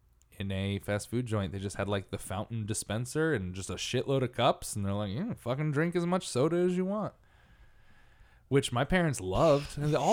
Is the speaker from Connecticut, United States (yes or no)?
yes; Connecticut, United States; Because there are ones even at my hometown theme park, hometown, you know, the closest one. It's called Lake Compounce in Connecticut.